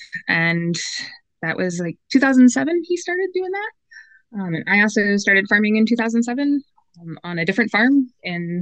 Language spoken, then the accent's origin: English; Chautauqua County, Western New York, United States; moved away as an adult; I grew up in Western New York in Chautauqua County.